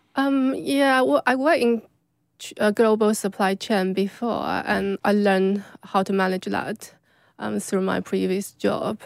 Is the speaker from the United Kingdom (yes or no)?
no; China; moved away; I grew up in China